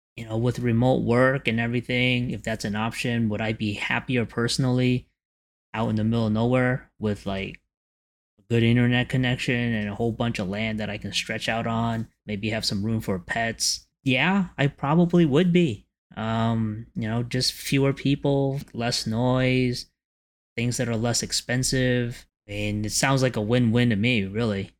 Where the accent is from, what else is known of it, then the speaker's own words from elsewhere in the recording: New York City, New York, United States; I used to have a sense of community when I grew up in Canarsie.